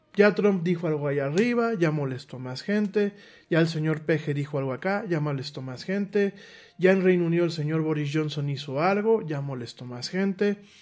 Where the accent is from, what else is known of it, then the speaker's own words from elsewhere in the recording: Mexico; en mi país